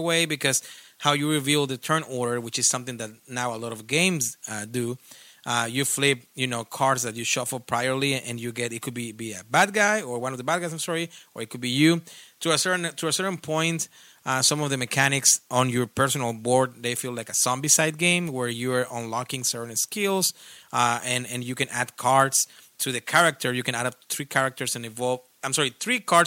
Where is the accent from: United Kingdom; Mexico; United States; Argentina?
Mexico; I'm not from Spain, of course. I'm from Mexico